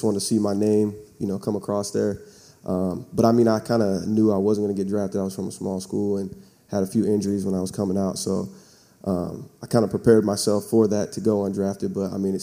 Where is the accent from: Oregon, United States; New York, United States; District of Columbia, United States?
Oregon, United States; Salem; moved away as an adult; now in California, United States; I'm from Salem, Oregon. Grew up out there.